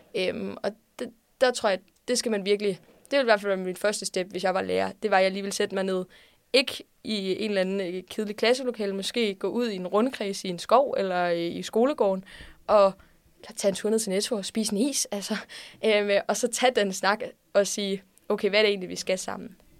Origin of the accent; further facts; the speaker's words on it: Odense, Southern Denmark, Denmark; jeg kommer fra Odense